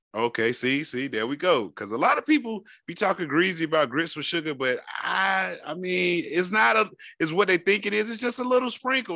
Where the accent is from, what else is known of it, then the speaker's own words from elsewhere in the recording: Florida, United States; I'm from Florida, and we have a bad rep with the nation